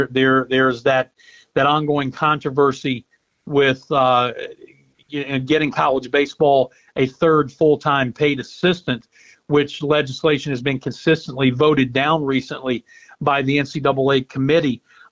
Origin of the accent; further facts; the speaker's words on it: Cincinnati, Ohio, United States; now in Clemson, United States; We came from Cincinnati, and now I've lived here longer than any place I've ever lived except for my hometown.